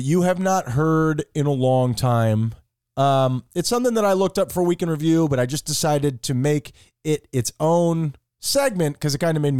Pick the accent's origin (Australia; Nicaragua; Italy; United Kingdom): Nicaragua; I'm from Nicaragua, Tyler.